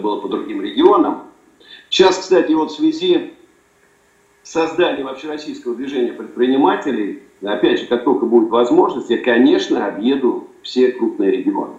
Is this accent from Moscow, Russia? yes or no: yes; Moscow, Russia; я родился э, в Москве